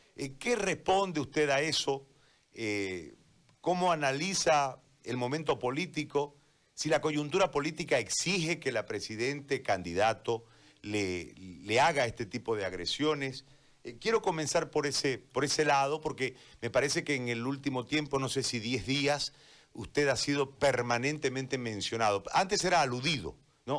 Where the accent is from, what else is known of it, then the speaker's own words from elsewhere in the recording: Bolivia; como bolivianos